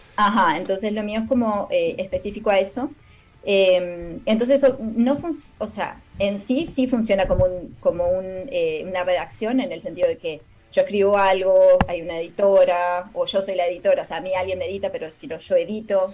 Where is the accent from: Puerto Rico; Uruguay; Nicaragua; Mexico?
Uruguay; Maldonado; moved away as an adult; also born or lived in San Carlos, Uruguay; now in United States; soy uruguaya, nací en San Carlos